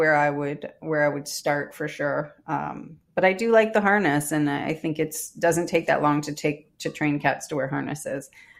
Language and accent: English; Canada; I'm Canadian